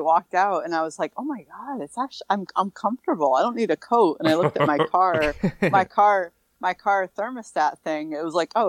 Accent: Massachusetts, United States; accent: Massachusetts; I'm talking in my Massachusetts accent.

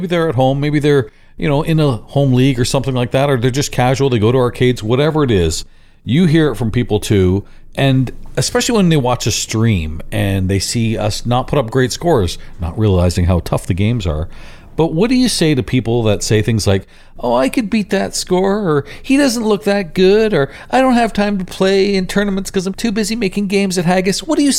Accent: Indonesia; now in Australia; When I came from Indonesia to Australia, I had to do it, but you did it right at the airport.

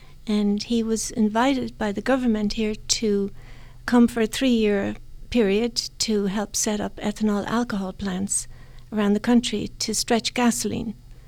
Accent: Dublin, Leinster, Ireland; moved away as an adult; now in Kentucky, United States; Born and bred in Dublin.

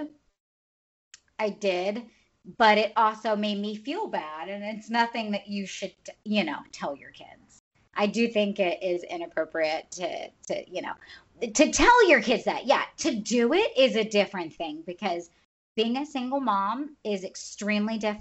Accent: the South, United States; moved away as an adult; also born or lived in Florida; now in California, United States; we grew up in the South. So we're just Southern people

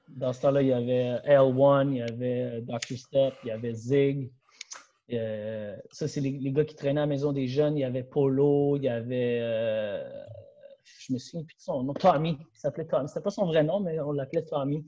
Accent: Laval, Quebec, Canada; je suis un gars de Laval

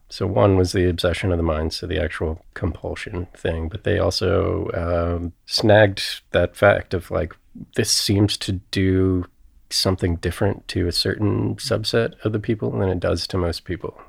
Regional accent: Cincinnati, Ohio, United States; I grew up in Cincinnati

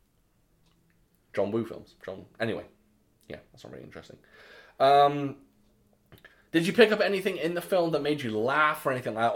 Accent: Wales, United Kingdom; I am a Welsh gentleman

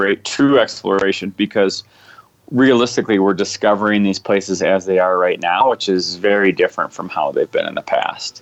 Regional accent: United States; as an American

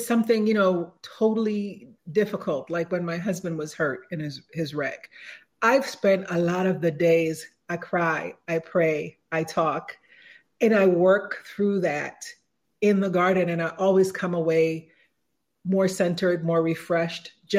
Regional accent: Jamaica; moved away; I was born in Jamaica, and there, most of what you eat, you raise.

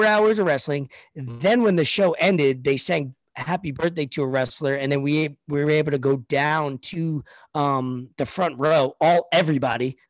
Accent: New York City, New York, United States; moved away; I'm from Staten Island

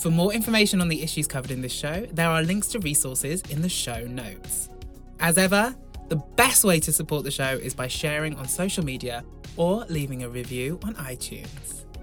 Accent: Broughton, Wales, United Kingdom; born or raised there

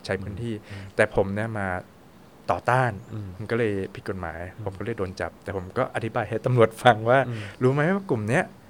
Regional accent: Thailand; moved away as an adult; also born or lived in France; ถึงผมจะย้ายไปประเทศไหนก็ตาม แต่ว่าผมก็ยังเป็นคนไทย

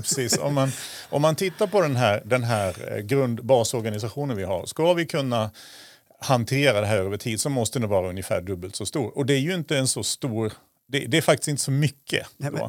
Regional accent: southern Sweden, Sweden; now in Östersund, Sweden; Jag kommer från södra Sverige

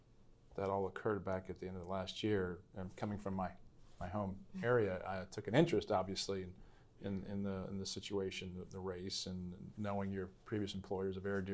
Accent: Augusta County / Staunton area, Virginia, United States; You come from my home place.

